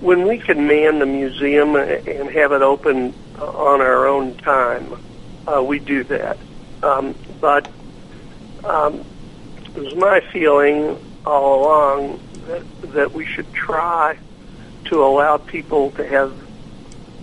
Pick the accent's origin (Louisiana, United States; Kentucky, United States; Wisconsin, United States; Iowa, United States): Kentucky, United States; near Louisville; moved away as an adult; also born or lived in Buffalo, New York / New York City; now in Afton, United States; I was born and raised in Kentucky, Louisville, a small town outside of Louisville